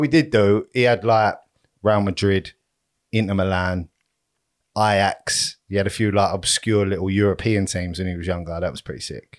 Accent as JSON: {"language": "English", "town": "Romford", "region": "London", "country": "United Kingdom", "said": "I'm from Romford"}